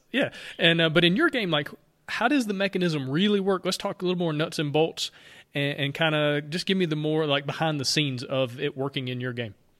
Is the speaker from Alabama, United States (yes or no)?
yes; Alabama, United States; accent: Alabama; my Alabama accent